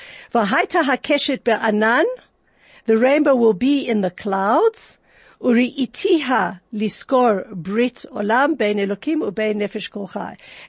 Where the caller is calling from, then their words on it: Johannesburg, Gauteng, South Africa; I know I'm talking from Johannesburg, South Africa